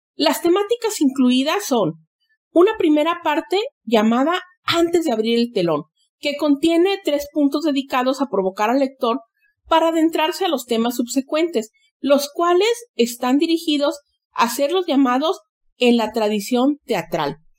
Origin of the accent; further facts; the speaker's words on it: Xalapa, Veracruz, Mexico; moved away; mi patria chica, Jalapa, Veracruz.